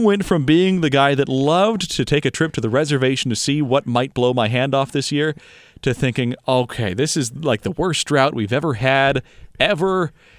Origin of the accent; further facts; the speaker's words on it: Issaquah, Washington, United States; I grew up in Issaquah.